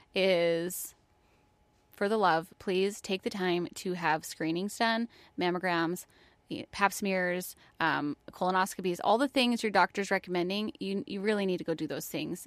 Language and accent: English; New York, United States; moved away as an adult; also born or lived in Florida; I'm from New York. I was in college in New York